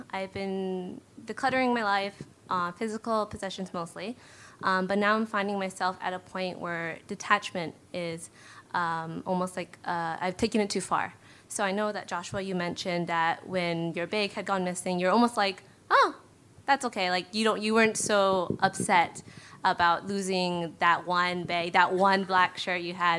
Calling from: Burnaby, British Columbia, Canada; I'm from Burnaby.

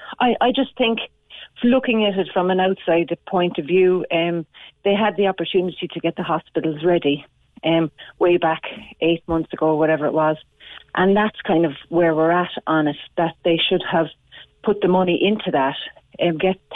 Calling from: Glanmire, County Cork, Ireland; also born or lived in Bahrain; I'm coming in from Glenmire in Cork. Moved back over 2 weeks ago from Bahrain.

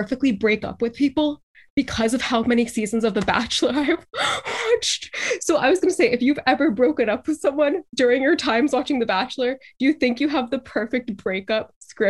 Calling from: Boston, Massachusetts, United States; I'm from Boston, Massachusetts.

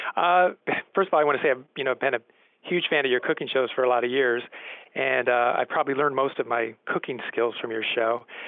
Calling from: Chevy Chase, Maryland, United States; I'm calling from Chevy Chase, Maryland.

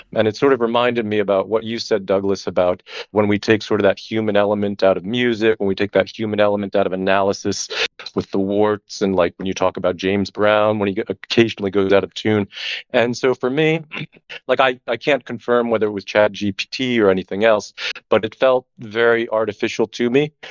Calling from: Barcelona, Catalonia, Spain; I'm calling in from, uh, Barcelona

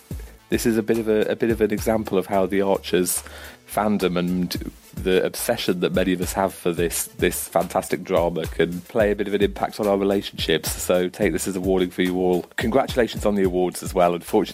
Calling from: Newcastle, North East England, United Kingdom; I'm from Newcastle again.

